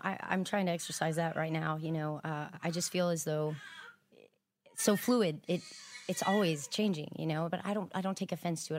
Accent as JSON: {"language": "English", "town": "Houston", "region": "Texas", "country": "United States", "tie": "born or raised there", "also_born_or_lived": "Abilene, Texas / Austin, Texas", "moved": "as an adult", "lives_now": "Los Angeles, United States", "said": "I grew up in South Houston, um, born in Abilene but I moved out from Austin"}